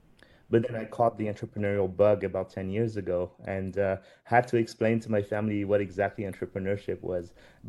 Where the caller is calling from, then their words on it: New York, United States; So I am actually dialing from New York